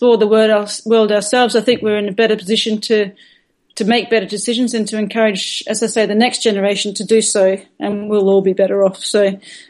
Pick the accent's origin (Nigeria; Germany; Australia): Australia; Perth, Western Australia; moved away; my home where I grew up in Perth at the University of Western Australia